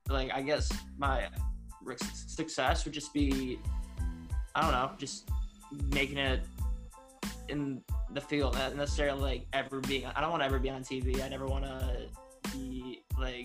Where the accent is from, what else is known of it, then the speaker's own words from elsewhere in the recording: Atlanta, Georgia, United States; moved away as an adult; also born or lived in Boston / New Jersey; I grew up in Atlanta